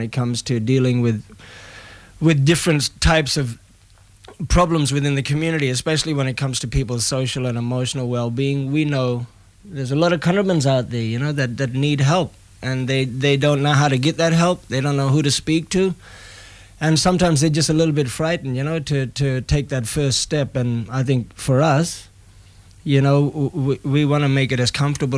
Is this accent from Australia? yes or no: yes; Broome, Western Australia, Australia; Growing up in Broome was probably one of the best places to grow up.